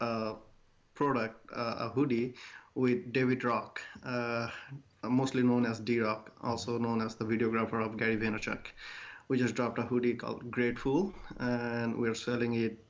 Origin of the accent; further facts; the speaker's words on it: northern Bangladesh, Bangladesh; first language Bengali; English is a second language; moved away as an adult; now in Newfoundland, Canada; I grew up in Bangladesh. It's in the northern part of Bangladesh, very small community